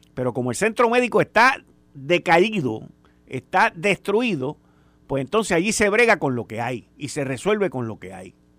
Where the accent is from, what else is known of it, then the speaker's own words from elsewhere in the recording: Puerto Rico; nosotros como isla, como puertorriqueños, como ciudadanos americanos